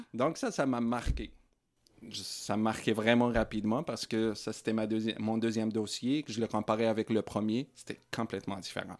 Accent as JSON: {"language": "French", "country": "Morocco", "tie": "born or raised there", "also_born_or_lived": "Sherbrooke, Canada", "moved": "as an adult", "lives_now": "Coaticook, Canada", "said": "Je suis né et grandi au Maroc"}